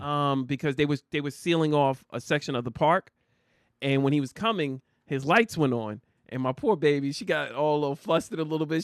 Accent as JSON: {"language": "English", "region": "New Jersey", "country": "United States", "said": "I'm from Jersey."}